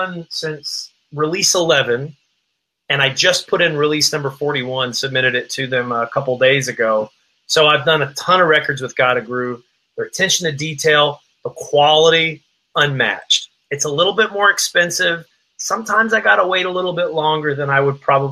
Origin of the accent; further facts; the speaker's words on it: Appalachian Mountains, Southwest Virginia, United States; I was born and raised in the Appalachian Mountains, Southwest Virginia, near the Cumberland Gap